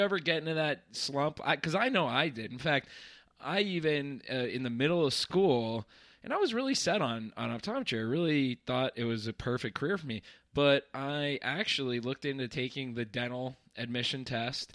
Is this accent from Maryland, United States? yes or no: no; northeastern Pennsylvania, United States; swore I would not return to my hometown, and, and here I am in little, uh, northeastern Pennsylvania